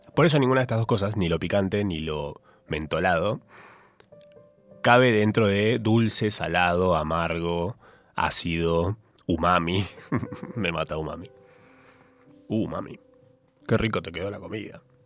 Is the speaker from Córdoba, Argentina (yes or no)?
yes; Capilla del Monte, Córdoba, Argentina; moved away as an adult; yo de chico viví en Capilla del Monte, Córdoba, hasta mis 19, y como buen cordobés